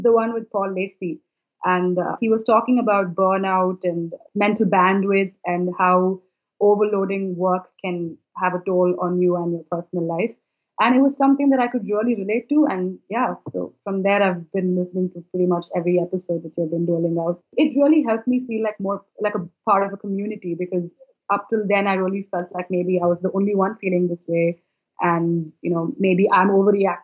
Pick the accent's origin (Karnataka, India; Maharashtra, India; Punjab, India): Karnataka, India; Bangalore; I am from Bangalore, which is in India.